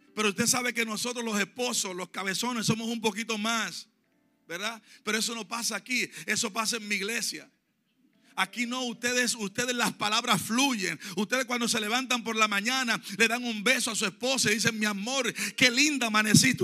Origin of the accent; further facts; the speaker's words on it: Dominican Republic; moved away; en mi país, que soy dominicano